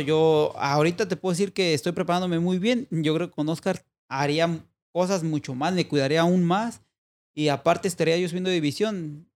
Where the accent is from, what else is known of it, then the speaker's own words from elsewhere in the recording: Mexico; si somos dos mexicanos